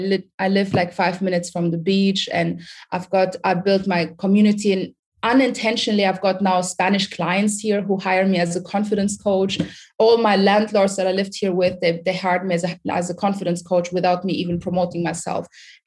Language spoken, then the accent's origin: English; Sudan; English is a second language; moved away; also born or lived in Germany / United Kingdom; I'm originally from Sudan. I don't know if you guys know anything about Sudan. If you, Michael, know, Sudan is in Africa. It's close to Egypt. I was born in Sudan, and then from Sudan, I moved to Germany. From Germany, I lived in Germany 17 years.